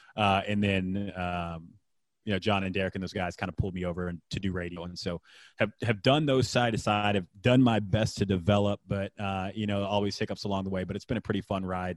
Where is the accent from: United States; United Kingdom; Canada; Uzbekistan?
United States; Houston, Texas; also born or lived in Waco; growing up in Houston, spending time in Houston